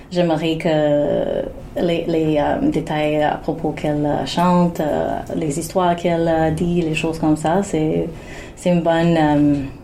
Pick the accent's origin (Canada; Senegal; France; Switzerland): Canada; mais c'est pas que je suis une Canadienne aussi, mais euh